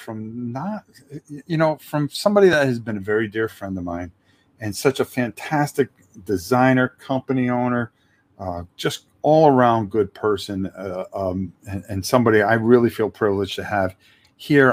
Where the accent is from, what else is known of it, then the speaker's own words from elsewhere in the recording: Connecticut, United States; now in Florida, United States; I'm also from the Northeast originally and from Connecticut